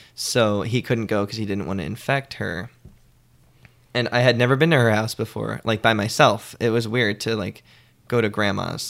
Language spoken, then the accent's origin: English; Middletown, New Jersey, United States; moved away as an adult; now in New York, United States; I grew up in Middletown, in New Jersey